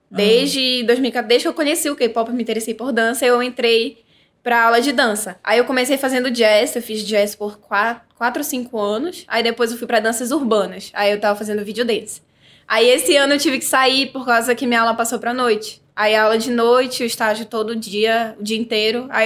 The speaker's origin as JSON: {"language": "Portuguese", "region": "São Paulo", "country": "Brazil", "said": "É porque eu sou"}